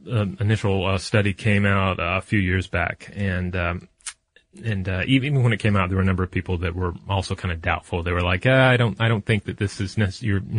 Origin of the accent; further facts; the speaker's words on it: Chicago, Illinois, United States; about as far from my home as possible since uh, I'm from Chicago.